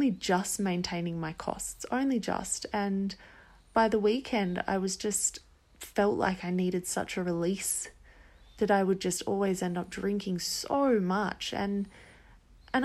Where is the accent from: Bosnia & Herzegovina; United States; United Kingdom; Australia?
Australia; Perth, Western Australia; moved away as an adult; also born or lived in Yankalilla, South Australia; now in Central America; I'm from Australia, originally a small town in South Australia called Yankalilla. and I lived there for the first 10 years of my life, and then for the next 12 about, I lived in Perth